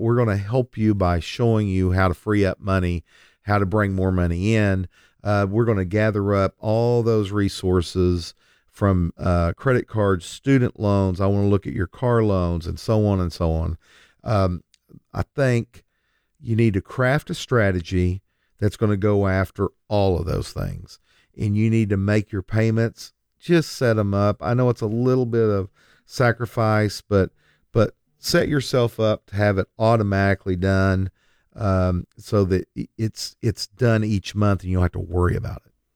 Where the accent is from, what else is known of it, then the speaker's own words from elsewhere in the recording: Lindsay, Oklahoma, United States; now in Oklahoma City, United States; I grew up in Lindsay, Oklahoma, but for the last fourteen years, I've lived in South Oklahoma City